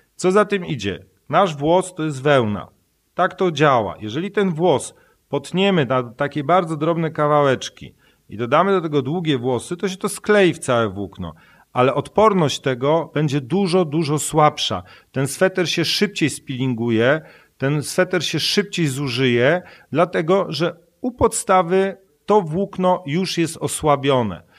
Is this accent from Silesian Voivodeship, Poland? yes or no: yes; Silesian Voivodeship, Poland; Ja się wychowałem na Śląsku gdzie pracowano dużo w kopalniach i paliło się w piecu